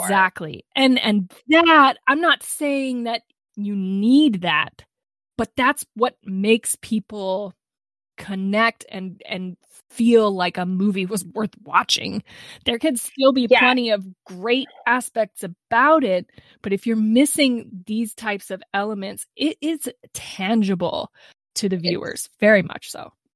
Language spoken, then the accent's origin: English; United States; I'm an American